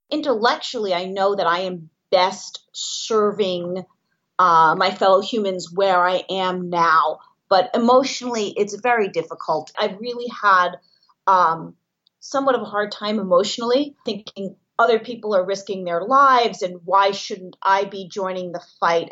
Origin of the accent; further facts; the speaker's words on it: New York City, New York, United States; I am from Manhattan